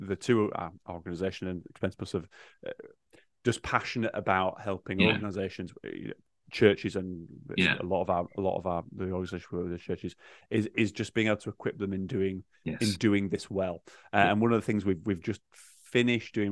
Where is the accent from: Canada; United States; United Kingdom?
United Kingdom; Yorkshire and the Humber; accent: Yorkshire; my Yorkshire accent